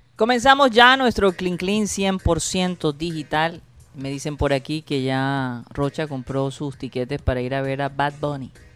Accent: Colombia; yo soy de Colombia.

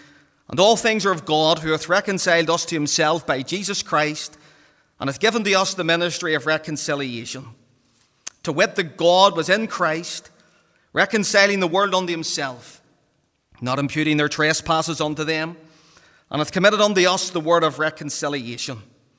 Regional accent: Belfast, Northern Ireland, United Kingdom; And again, growing up in the Donegal Road, all the wee fellas running about the streets, everybody wants to play for Linfield.

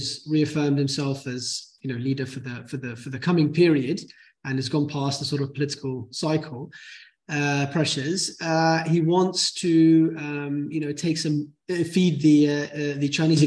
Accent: Bahrain; I'm from Bahrain

